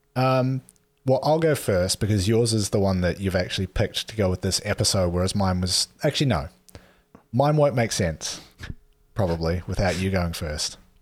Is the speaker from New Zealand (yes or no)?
yes; New Zealand; I'm from New Zealand